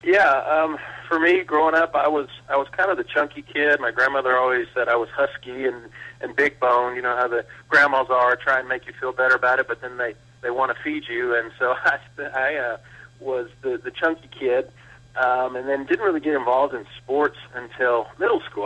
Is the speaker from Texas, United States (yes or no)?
yes; Blanco, Texas, United States; I grew up in Blanco, Texas, a small town